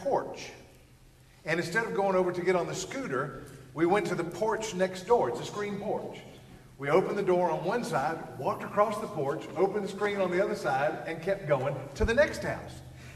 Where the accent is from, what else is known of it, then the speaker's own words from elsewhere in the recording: Georgia, United States; I'm from Georgia